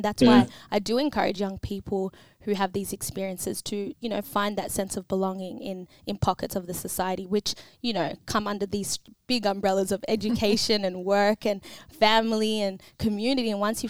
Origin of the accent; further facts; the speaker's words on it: Australia; my identity as an African Australian, as an Australian woman with Ethiopian descent.